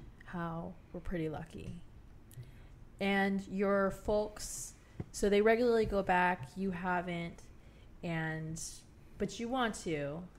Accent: Southern California, United States; now in New Orleans, United States; And then I also grew up in Southern California, which has 250,000 Vietnamese Americans.

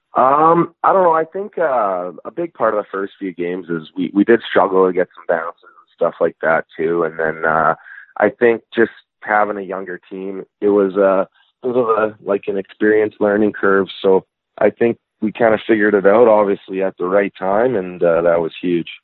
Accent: Regina, Saskatchewan, Canada; also born or lived in Sheffield, England; we moved home back to Regina, Saskatchewan. So uh, I grew up in Regina.

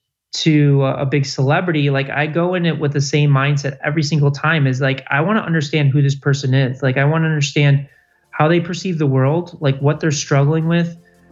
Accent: Chicago, Illinois, United States; now in West Hollywood, United States; Chicago, Illinois.

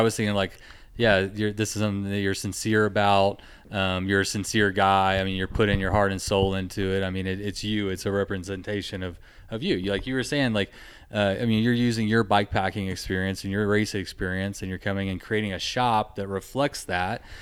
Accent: Texas, United States; I'm from Texas

